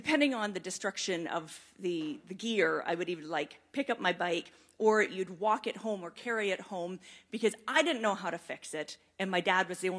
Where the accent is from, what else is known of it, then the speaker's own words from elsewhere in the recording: Mount Forest, Ontario, Canada; I grew up in Mount Forest, this little wee town